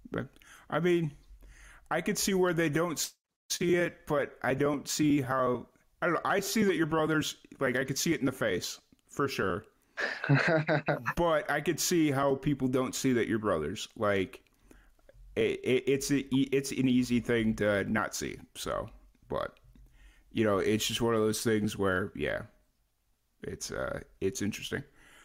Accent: Chicago, Illinois, United States; moved away; also born or lived in Florida / New Mexico; I grew up in Chicago, so I'm used to it. Like, it's second nature to me, but I also lived in Florida for a good amount of years, and I lived in New Mexico for a good amount of years

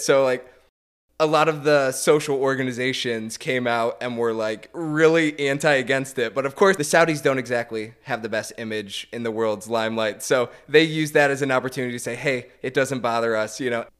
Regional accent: United States; as an American

